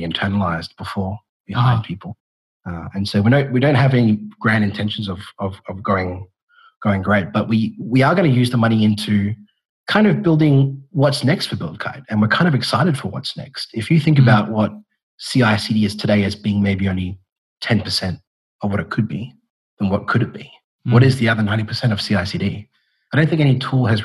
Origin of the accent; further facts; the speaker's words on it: Australia; also born or lived in Perth; I'm Australian and I'm based out of Perth